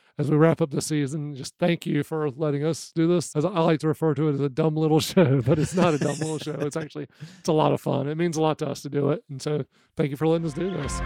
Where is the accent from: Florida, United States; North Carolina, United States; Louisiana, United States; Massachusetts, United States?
North Carolina, United States; growing up in North Carolina